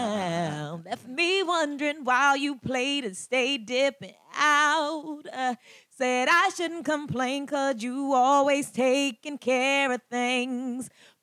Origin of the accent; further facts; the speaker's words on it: Baltimore, Maryland, United States; First Lady of Baltimore.